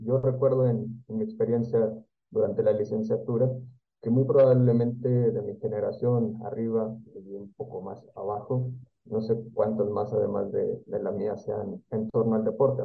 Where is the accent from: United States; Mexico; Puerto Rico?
Mexico; Comarca Lagunera; de donde yo soy, de la comarca lagunera